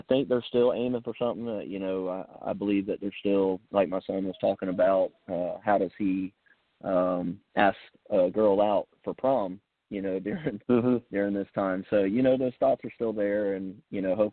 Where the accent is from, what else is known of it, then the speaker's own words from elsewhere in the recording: Somerville, United States; I grew up in Somerville, you know, I've always been around the Stratoma Club